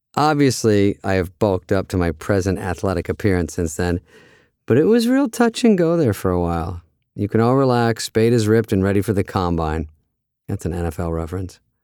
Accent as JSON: {"language": "English", "region": "Arizona", "country": "United States", "tie": "born or raised there", "also_born_or_lived": "Michigan", "said": "When I was four, my dad had this great idea to move from Michigan, where he was from and where my brothers and I were all born, to Arizona"}